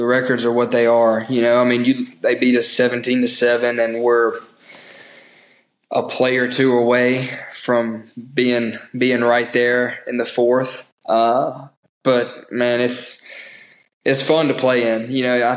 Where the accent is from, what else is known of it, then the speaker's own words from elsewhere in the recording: Mississippi, United States; I'm from Mississippi, have a lot of Mississippi roots within my family.